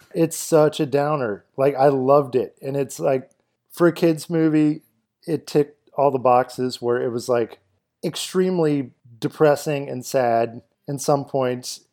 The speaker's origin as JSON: {"language": "English", "town": "Kenner", "region": "Louisiana", "country": "United States", "tie": "born or raised there", "said": "I grew up in Kenner for a big chunk of my life"}